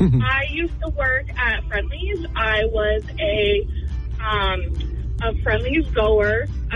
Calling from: Deerfield, New Hampshire, United States; Hi, I'm from Deerfield.

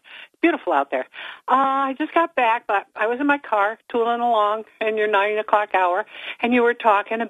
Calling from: Endicott, New York, United States; from Endicott.

